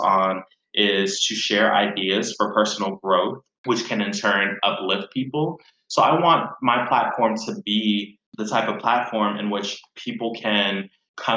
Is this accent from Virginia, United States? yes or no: yes; Virginia Beach, Virginia, United States; moved away as an adult; now in Chicago, United States; I grew up in Virginia Beach just before I moved to Chicago.